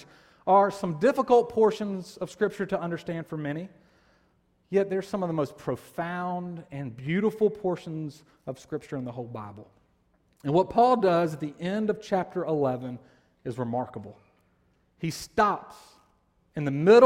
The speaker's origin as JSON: {"language": "English", "town": "Columbus", "region": "Georgia", "country": "United States", "tie": "born or raised there", "said": "I grew up in Columbus, Georgia"}